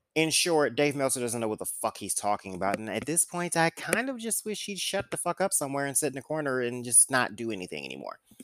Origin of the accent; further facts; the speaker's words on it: St. Louis, Missouri, United States; Saint Louis, which is course, my hometown